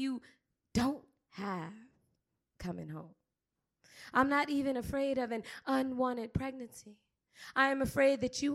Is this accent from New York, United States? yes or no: no; Miami, Florida, United States; I'm from Miami